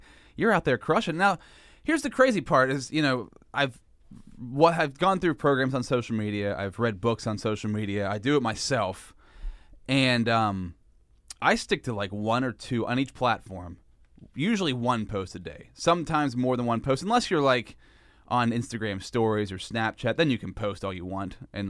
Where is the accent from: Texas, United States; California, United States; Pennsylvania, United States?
Pennsylvania, United States; If you listen to the podcast, you know that I'm from Central Pennsylvania, podcasts worldwide. So hello to everybody out there. But, you know, we're in Central PA, Altoona, Pennsylvania